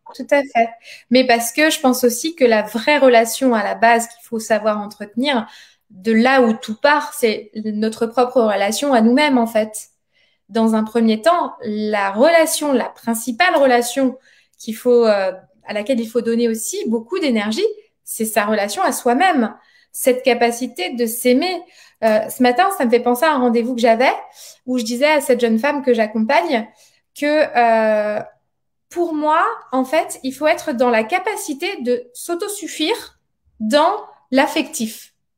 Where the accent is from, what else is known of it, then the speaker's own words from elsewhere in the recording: Montpellier, Occitania, France; on est de Montpellier